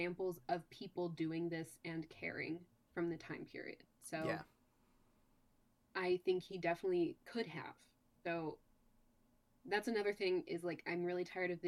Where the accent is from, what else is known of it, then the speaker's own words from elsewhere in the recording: United States; technically I was born in America